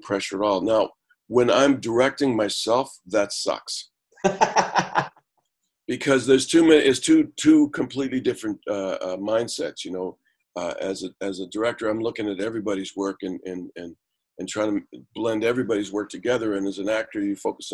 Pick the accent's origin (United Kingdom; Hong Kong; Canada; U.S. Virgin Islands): Canada; also born or lived in United States; as a Canadian